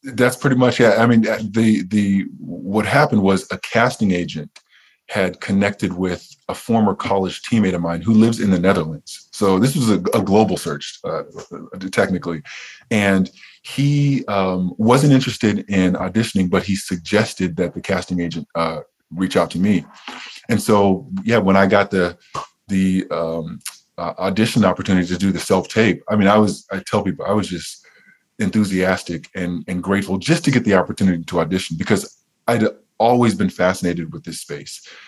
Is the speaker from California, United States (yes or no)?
yes; Riverside, California, United States; I grew up in Southern California and I grew up an hour outside of LA in Riverside